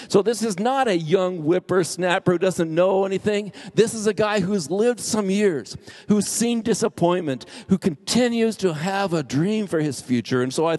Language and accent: English; Arizona, United States; moved away as an adult; also born or lived in Indiana; I was going to come back to Arizona. That's my home state, where I was from.